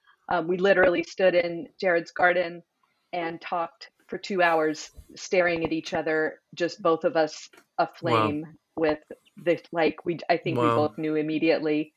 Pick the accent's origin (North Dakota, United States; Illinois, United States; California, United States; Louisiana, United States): Illinois, United States; I moved back to my small town that I grew up in Illinois